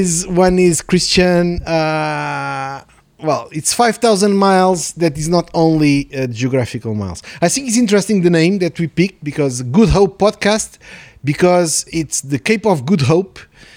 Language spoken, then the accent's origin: English; Portugal; also born or lived in Mozambique; So I'm Portuguese. I was born in Mozambique. So I'm almost calling to my origins, so because South Africa is neighboring country.